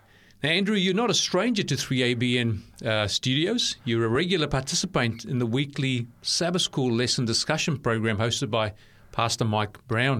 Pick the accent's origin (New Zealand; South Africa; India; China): South Africa; Cape Town, Western Cape; I was born in Cape Town as well.